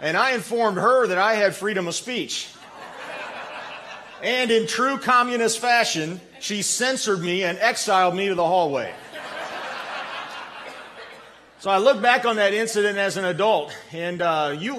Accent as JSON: {"language": "English", "country": "United States", "tie": "born or raised there", "said": "I was born an American"}